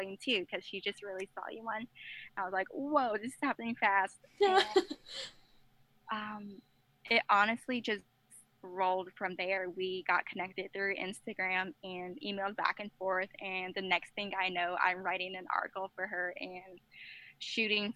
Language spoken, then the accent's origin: English; the South, United States; I'm from the South